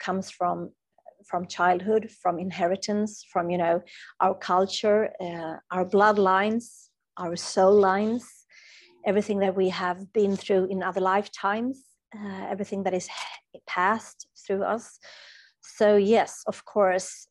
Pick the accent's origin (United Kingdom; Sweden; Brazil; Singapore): Sweden; English is a second language; I'm from Sweden